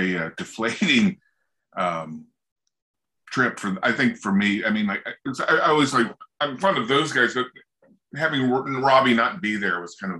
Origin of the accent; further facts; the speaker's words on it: southeast of Cincinnati, Southern Ohio, United States; moved away; also born or lived in Philadelphia; I grew up in Southern Ohio in the Appalachia section of like southeast of Cincinnati, about an hour and a half away. And, you know, it was like one of those, you know, just in the middle of nowhere. It was like really, it really was Appalachia.